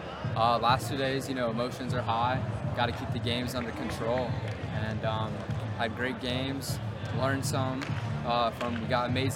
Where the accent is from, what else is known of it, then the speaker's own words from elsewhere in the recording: Cincinnati, Ohio, United States; I'm from Cincinnati, Ohio